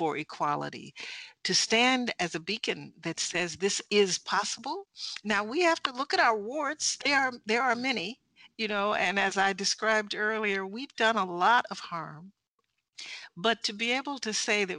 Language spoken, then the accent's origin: English; United States; I'm from America